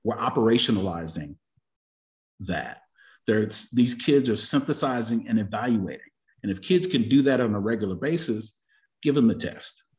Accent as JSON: {"language": "English", "town": "Austin", "region": "Texas", "country": "United States", "tie": "born or raised there", "said": "University of Texas at Austin, so I was here as a youngin', uh, in the seventies"}